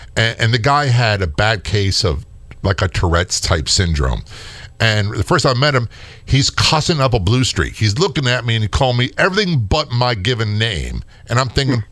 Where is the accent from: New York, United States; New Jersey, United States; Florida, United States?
New Jersey, United States; moved away; I was born in North Jersey